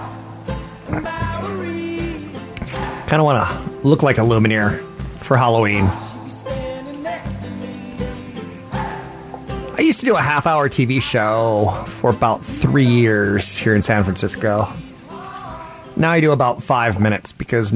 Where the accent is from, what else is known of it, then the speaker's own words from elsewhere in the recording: Japan; I was born in Japan